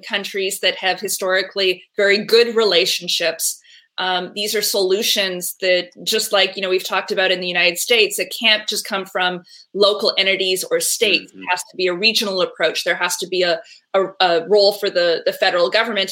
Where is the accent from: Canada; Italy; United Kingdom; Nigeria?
Canada; moved away; I'm originally from Canada